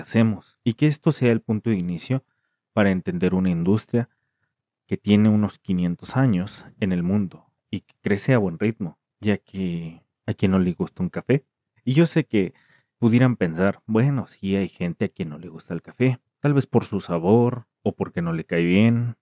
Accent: Mexico; en México, que es de donde soy

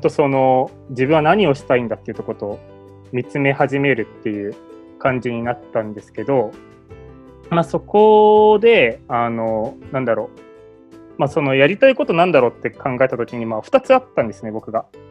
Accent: Ibaraki, Japan; 僕は茨城県で生まれて茨城県の中高に通ったんですけど

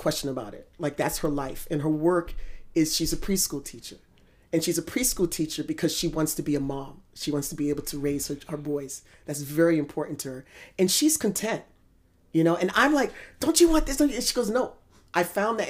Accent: United States; as an American

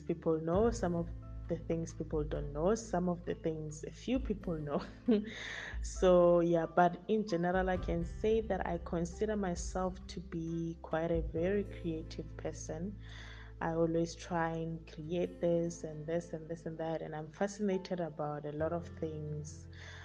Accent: Pretoria, Gauteng, South Africa; also born or lived in Limpopo; I am from Pretoria. I was born and bred there.

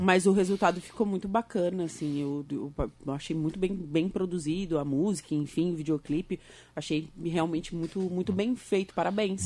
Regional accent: Torres, Rio Grande do Sul, Brazil; moved away as an adult; now in Araranguá, Brazil; Eu sou de Torres

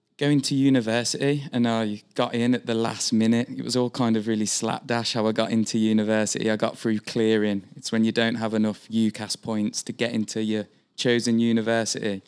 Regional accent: Birmingham, West Midlands, United Kingdom; moved away as an adult; now in Vancouver, Canada; I am from central England, uh, a city called Birmingham

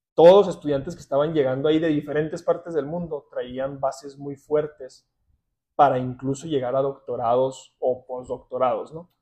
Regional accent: Ciudad Juárez, Chihuahua, Mexico; also born or lived in Alberta, Canada; yo crecí, nací, crecí y estudié aquí en Ciudad Juárez

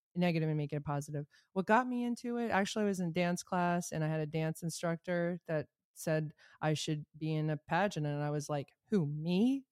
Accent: Rhode Island, United States; I'm from Rhode Island.

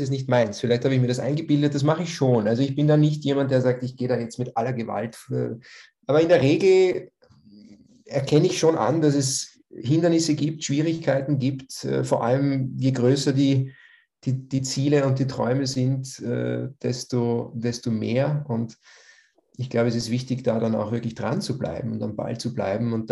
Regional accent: Lower Austria, Austria; ein kleines Dorf in der Nähe von St. Pölten in Niederösterreich, äh, knapp 4000 Einwohner, ich glaube, zu der Zeit damals.

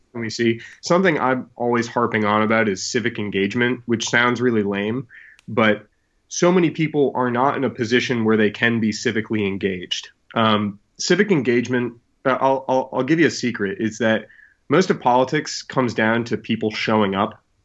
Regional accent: New England, United States; I grew up in New England where we have a town meeting system

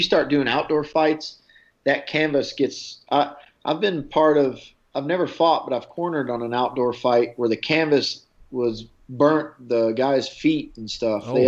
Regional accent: Nashville, Tennessee, United States; that's kind of my hometown

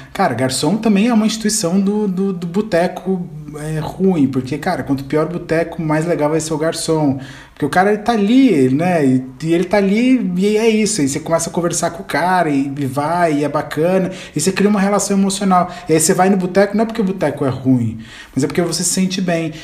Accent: Ribeirão Preto, São Paulo, Brazil; Eu sou de Ribeirão também

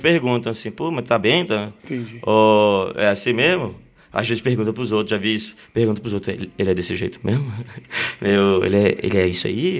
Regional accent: Belém, Pará, Brazil; Belém, sou de Belém

